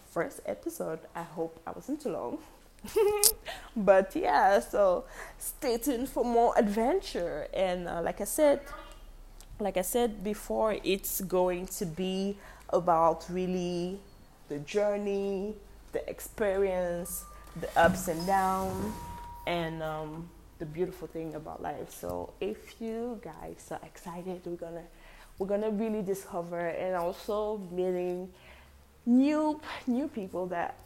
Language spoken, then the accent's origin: English; Cameroon; moved away; also born or lived in Korea; That's what made me move back to my home country, Cameroon